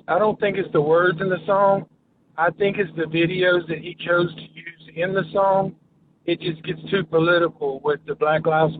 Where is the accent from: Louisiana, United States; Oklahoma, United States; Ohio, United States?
Louisiana, United States; I am from Louisiana, from a small town.